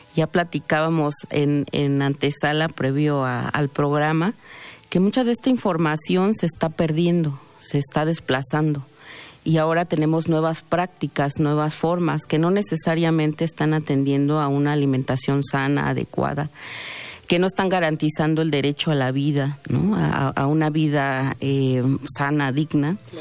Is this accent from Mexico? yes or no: yes; Mexico; nuestra identidad como como mexicanos, mexicanas